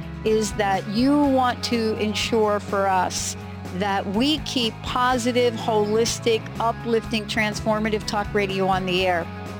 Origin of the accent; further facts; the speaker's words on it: East Coast, United States; now in Washington, United States; I was born and raised on the East Coast, but I move out to the state of Washington